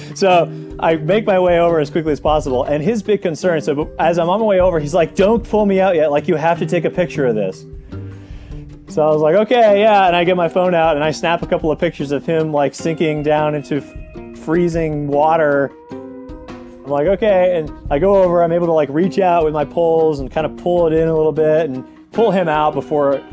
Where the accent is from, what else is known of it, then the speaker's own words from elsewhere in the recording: New Hampshire, United States; growing up in New Hampshire